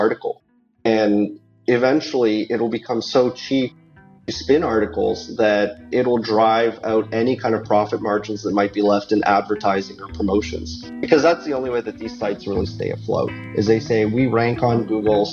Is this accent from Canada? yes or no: yes; Canada; I'm Canadian